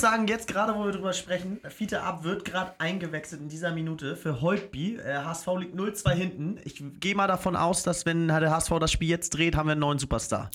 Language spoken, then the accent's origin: German; Hamburg, Germany; als Hamburger